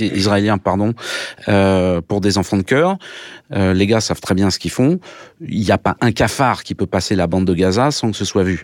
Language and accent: French; France; now in Russia; je suis français